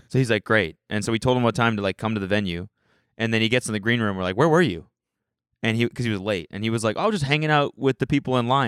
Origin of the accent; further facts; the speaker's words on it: Calgary, Alberta, Canada; moved away as an adult; now in United States; I'm from Calgary.